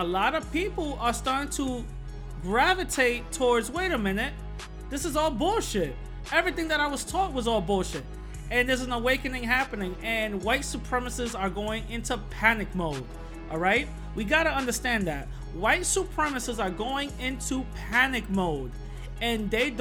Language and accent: English; New York City, New York, United States; I'm from the Bronx, born and raised from the South Bronx